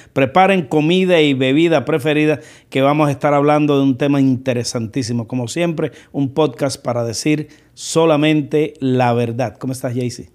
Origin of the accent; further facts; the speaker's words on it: Cuba; now in United States; yo soy cubano y que cuánto orgullo siento de mi gente